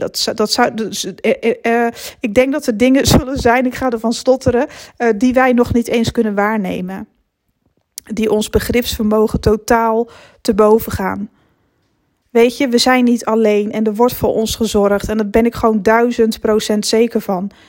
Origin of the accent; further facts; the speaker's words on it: Netherlands; naar mijn geboortedorp terug fietsen vanaf het station. Het was eigenlijk altijd dezelfde weg. Onder het tunneltje door en dan zo hup naar Rithum. Zo heet het dorpje waar ik vandaan kom